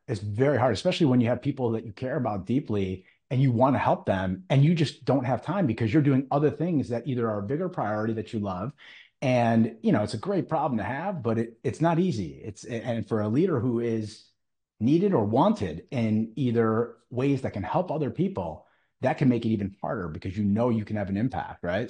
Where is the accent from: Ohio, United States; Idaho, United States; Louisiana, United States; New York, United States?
Ohio, United States; Cleveland; I'm from Cleveland